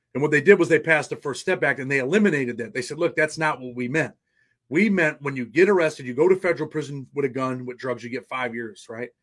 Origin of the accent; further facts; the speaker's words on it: Rochester, New York, United States; I was born in Rochester, New York